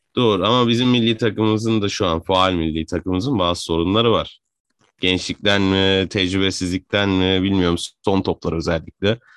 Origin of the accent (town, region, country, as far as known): Adana, Turkey; born or raised there